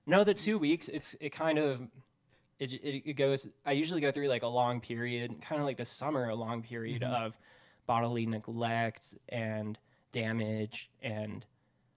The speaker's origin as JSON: {"language": "English", "region": "South Florida", "country": "United States", "tie": "born or raised there", "said": "growing up in Florida"}